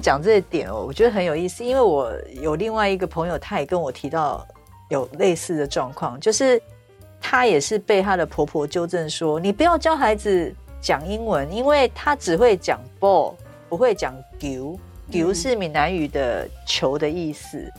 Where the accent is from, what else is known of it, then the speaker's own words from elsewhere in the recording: Malaysia; 那因为呃小时候住在马来西亚嘛，